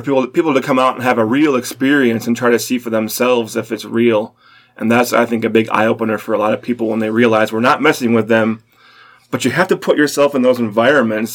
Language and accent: English; Detroit, Michigan, United States; now in Cincinnati, United States; I'm from Metro Detroit